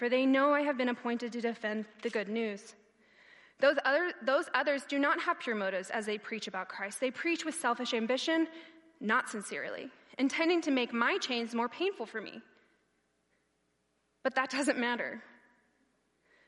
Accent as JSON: {"language": "English", "country": "United States", "said": "I'm there with my blue American passport, like, I'm that American right now"}